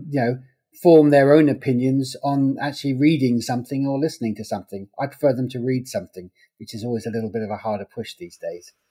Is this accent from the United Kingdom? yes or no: yes; England, United Kingdom; Okay, well, uh, I'm English. I grew up in the 1970s